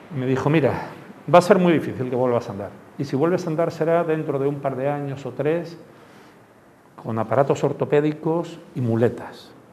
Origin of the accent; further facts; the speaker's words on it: Málaga, Andalusia, Spain; yo soy de Málaga